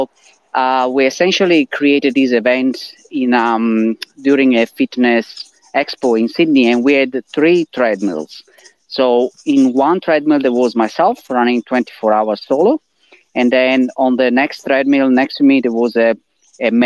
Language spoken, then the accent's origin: English; Italy; English is a second language; moved away as an adult; now in Australia; my accent as well as from the name, I'm originally from I'm Italian. I'm originally from Italy, and I moved to Australia in 2008